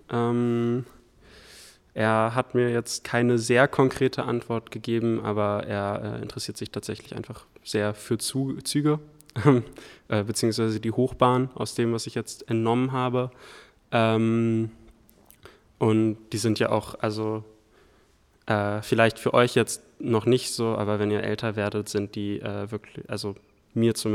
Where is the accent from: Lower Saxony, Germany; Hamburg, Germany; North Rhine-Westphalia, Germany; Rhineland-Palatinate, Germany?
Hamburg, Germany; Ähm, ich komme aus Hamburg